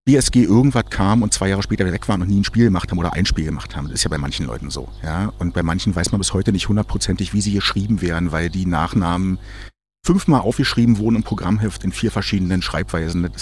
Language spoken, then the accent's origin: German; Germany; als Kind in der DDR